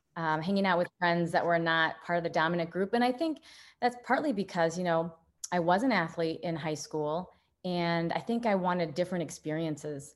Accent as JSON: {"language": "English", "region": "Midwest", "country": "United States", "said": "being a Midwesterner here"}